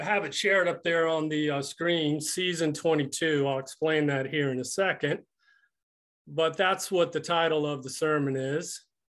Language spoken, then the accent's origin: English; Greensboro, North Carolina, United States; also born or lived in California; I was born in California. I don't know if you knew that. I grew up in 5 different states. And finally settling in Greensboro, North Carolina at age 13.